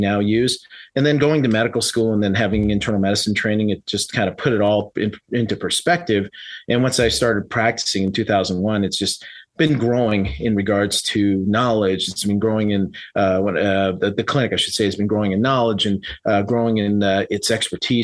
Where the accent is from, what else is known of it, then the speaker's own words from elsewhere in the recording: San Francisco, California, United States; moved away as an adult; also born or lived in Reno, Nevada / Florida / Las Vegas, Nevada; I was originally born and raised in San Francisco and up in California